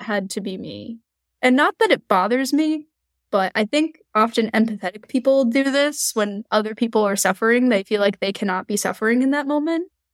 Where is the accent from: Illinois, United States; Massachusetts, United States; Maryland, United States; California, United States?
Massachusetts, United States; Eastern; the area that we're from, Eastern Massachusetts